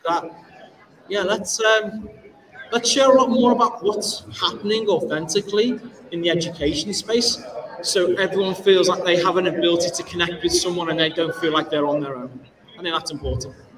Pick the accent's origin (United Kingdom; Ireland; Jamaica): United Kingdom; Liverpool, North West England; I hail from Liverpool, UK